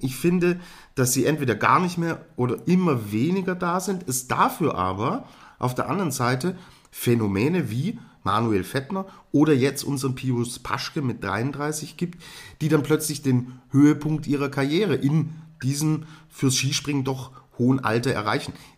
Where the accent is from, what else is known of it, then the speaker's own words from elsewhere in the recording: Germany; als Deutscher